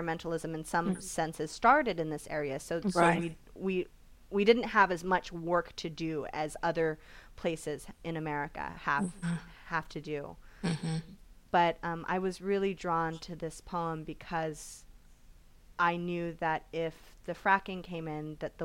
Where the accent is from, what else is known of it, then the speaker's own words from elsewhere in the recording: California, United States; I came back to my hometown